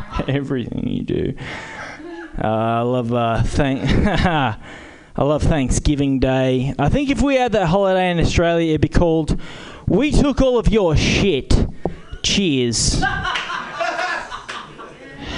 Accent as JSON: {"language": "English", "town": "Berkeley", "region": "California", "country": "United States", "lives_now": "Oakland, United States", "said": "I'm from Berkeley"}